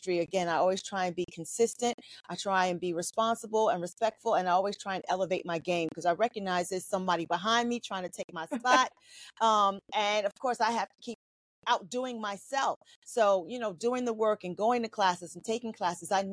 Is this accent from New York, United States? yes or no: yes; New York City, New York, United States; I'm a girl from Queens, New York City. Public school child